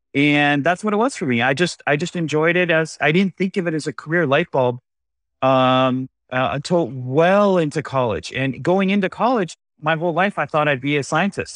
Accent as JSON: {"language": "English", "town": "San Diego", "region": "California", "country": "United States", "moved": "as an adult", "lives_now": "San Francisco, United States", "said": "I'm from San Diego"}